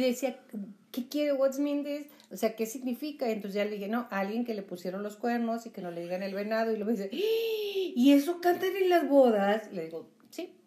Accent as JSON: {"language": "Spanish", "region": "northern Mexico", "country": "Mexico", "said": "nosotros que somos norteños"}